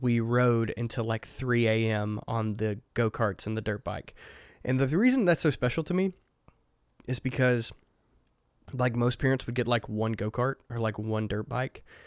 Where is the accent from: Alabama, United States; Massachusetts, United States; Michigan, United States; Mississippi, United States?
Mississippi, United States; I grew up in the woods of Mississippi.